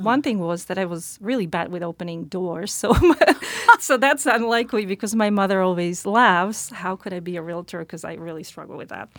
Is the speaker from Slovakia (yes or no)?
yes; Slovakia; English is a second language; moved away as an adult; now in United States; I'm originally from Slovakia.